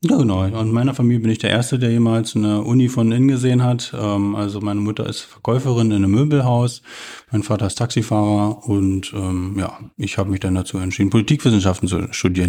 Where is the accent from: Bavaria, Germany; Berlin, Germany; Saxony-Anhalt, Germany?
Saxony-Anhalt, Germany; Stendal; Ich bin 1984 in Stendal geboren und wurde da quasi ja zur Wendezeit, also nach dem Mauerfall, aber vor der Wiedervereinigung eingeschult